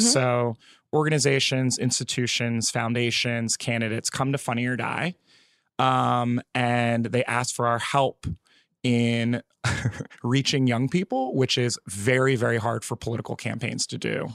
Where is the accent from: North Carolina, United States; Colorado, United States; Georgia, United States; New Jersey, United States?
New Jersey, United States; moved away as an adult; also born or lived in California; Oh, Jersey. I just moved here, like, a couple months ago.